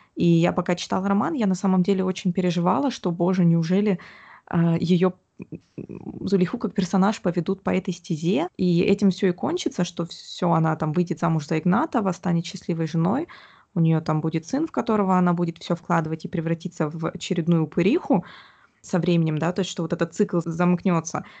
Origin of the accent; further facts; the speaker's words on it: Omsk, Omsk Oblast, Russia; я выросла в Омске